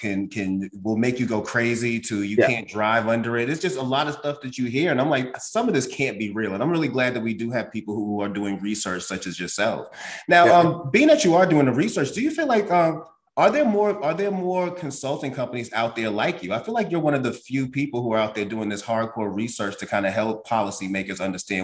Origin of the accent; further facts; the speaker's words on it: Boston, Massachusetts, United States; now in Georgia, United States; even though I live in Georgia, I'm actually I'm born and raised in Boston.